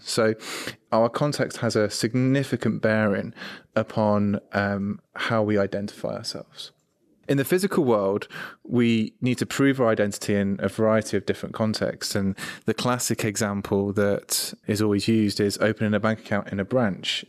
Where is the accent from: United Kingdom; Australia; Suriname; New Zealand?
United Kingdom; I'm British, I'm male